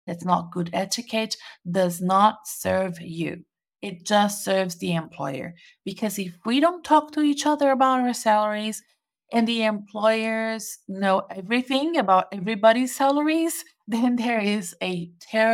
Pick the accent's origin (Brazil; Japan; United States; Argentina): Brazil; now in Melbourne, Australia; I'm currently in Brazil, my home country, visiting family and friends